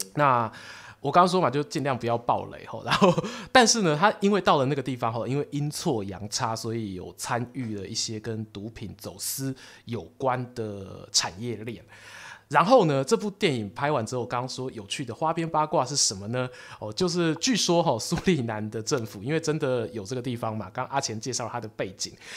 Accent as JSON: {"language": "Chinese", "country": "Taiwan", "said": "我们台湾人"}